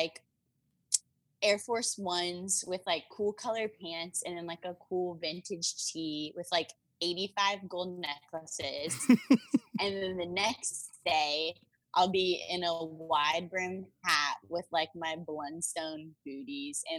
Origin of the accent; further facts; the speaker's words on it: North Carolina, United States; I am from North Carolina